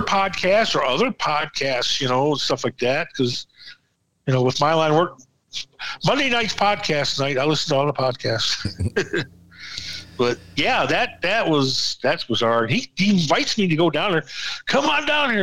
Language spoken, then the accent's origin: English; Michigan, United States; I'm from Michigan